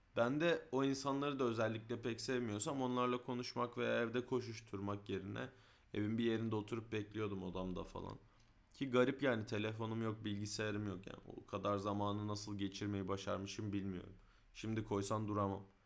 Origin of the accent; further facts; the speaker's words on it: Istanbul, Turkey; Küçükken Mecidiyeköy'den Kartal otobüsüne bindiğimde